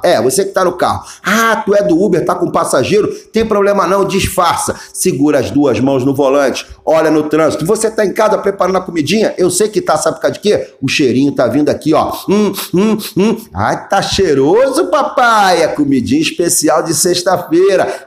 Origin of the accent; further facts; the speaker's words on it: Rio de Janeiro, Brazil; now in Braga, Portugal; Eu nasci em Cascadura.